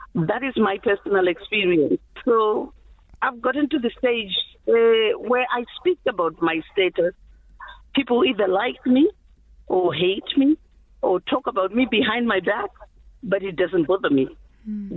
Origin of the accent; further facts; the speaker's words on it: Zimbabwe; English is a second language; moved away; I'm from Zimbabwe.